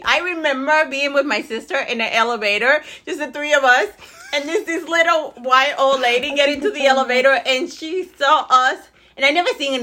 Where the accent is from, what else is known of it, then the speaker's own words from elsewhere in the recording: New York City, New York, United States; I grew up in the Bronx